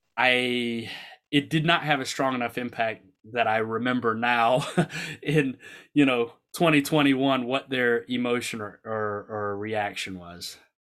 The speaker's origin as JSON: {"language": "English", "region": "the South", "country": "United States", "tie": "born or raised there", "said": "I grew up in the South"}